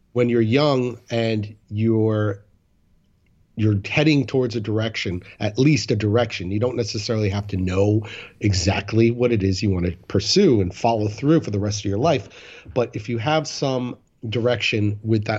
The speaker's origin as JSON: {"language": "English", "area": "Rockland County", "region": "New York", "country": "United States", "tie": "born or raised there", "also_born_or_lived": "Florida", "moved": "as an adult", "said": "I was in Rockland County, where I grew up in New York"}